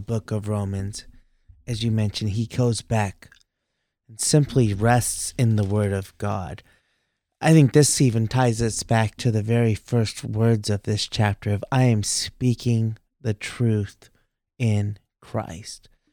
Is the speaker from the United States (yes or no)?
yes; Texas, United States; moved away; middle school, high school, I grew up in Texas there